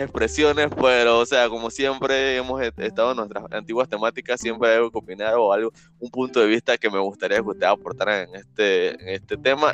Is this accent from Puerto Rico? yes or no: no; Panama; yo soy panameño, o sea, yo soy más panameño que el arroz con pollo